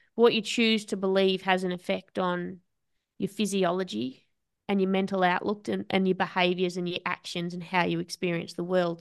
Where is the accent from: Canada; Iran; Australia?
Australia